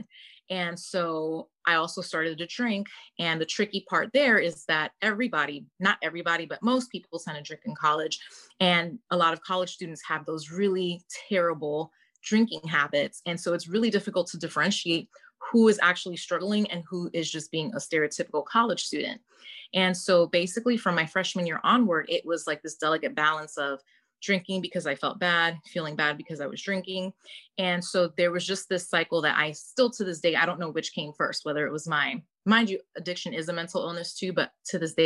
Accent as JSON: {"language": "English", "town": "New York City", "region": "New York", "country": "United States", "tie": "born or raised there", "moved": "as an adult", "said": "I was born and raised in Brooklyn, New York. I lived there basically until I was 27"}